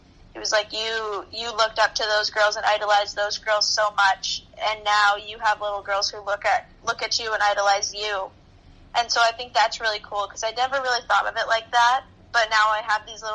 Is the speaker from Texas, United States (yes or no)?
no; Reading, Massachusetts, United States; my hometown high school, they didn't allow that. And I was ready to take that next jump in hockey, so I decided to leave Reading